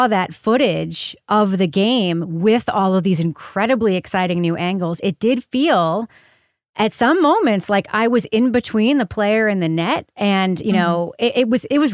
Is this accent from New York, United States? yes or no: yes; Long Island, New York, United States; growing up on Long Island